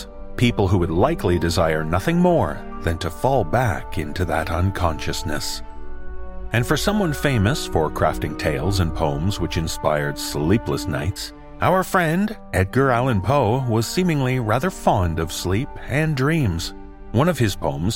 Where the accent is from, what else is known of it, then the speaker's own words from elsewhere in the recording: Canada; as a Canadian